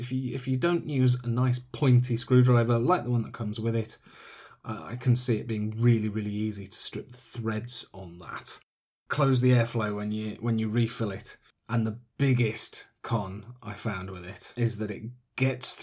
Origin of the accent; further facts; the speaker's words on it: Yorkshire and the Humber, United Kingdom; I'm from Yorkshire